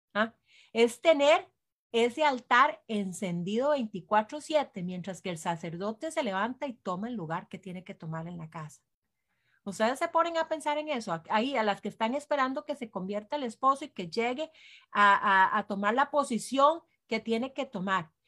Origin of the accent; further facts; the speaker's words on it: Costa Rica; somos eh, cinco ticas